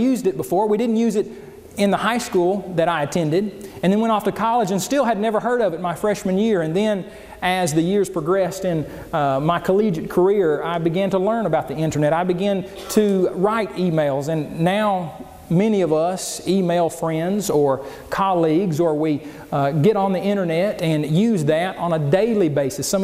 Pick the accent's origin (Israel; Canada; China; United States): United States; Oklahoma; as a child growing up in Oklahoma